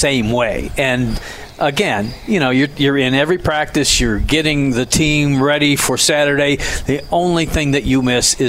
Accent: Manitou Beach, Michigan, United States; I come from Manitowoc Beach, Michigan.

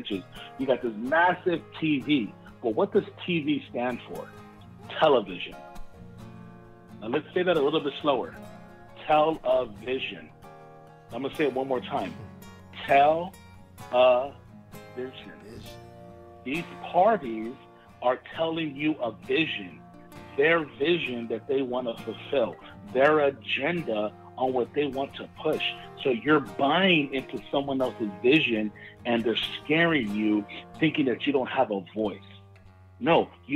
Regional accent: United States; I am an American. My ethnicity and my culture is of Latin descent because my parents are from Mexico.

